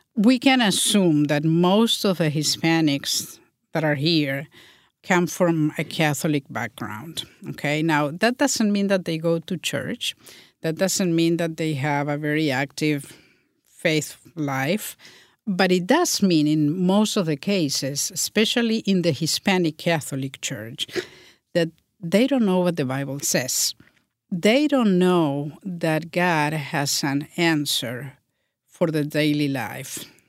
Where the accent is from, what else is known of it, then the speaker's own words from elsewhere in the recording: Montevideo, Uruguay; moved away; I was born in Uruguay, in Montevideo, the capital city